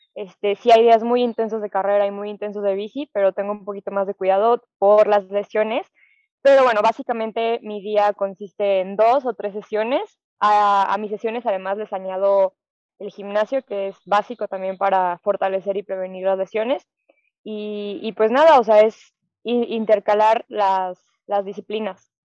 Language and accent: Spanish; León, Guanajuato, Mexico; soy de León, aquí no tenemos playa